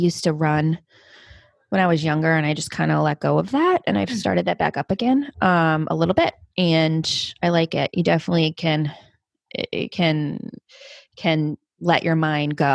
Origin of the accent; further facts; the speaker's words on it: Cape Cod, Massachusetts, United States; I grew up on Cape Cod, so it's like a little beach town down in the coast of Mass